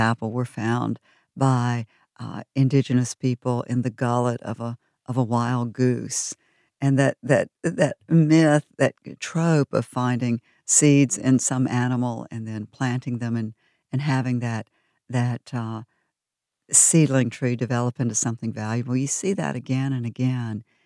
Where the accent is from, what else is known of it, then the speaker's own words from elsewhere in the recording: Georgia, United States; also born or lived in North Carolina; now in Virginia, United States; I'm a Southerner born in Georgia, spent a third of my life there, a third in North Carolina, and now this third in Virginia